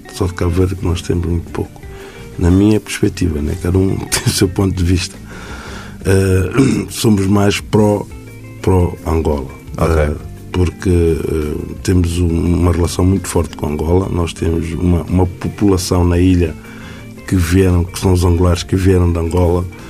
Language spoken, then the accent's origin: Portuguese; Príncipe Island, São Tomé & Príncipe; A Ilha do Príncipe, que é a minha terra